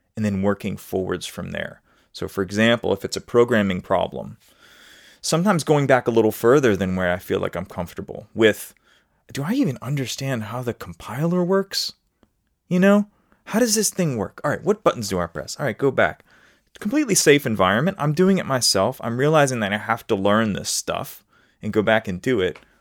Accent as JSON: {"language": "English", "town": "New Orleans", "region": "Louisiana", "country": "United States", "said": "I'm in the United States, but I'm also from New Orleans, Louisiana, where there is a different way of talking"}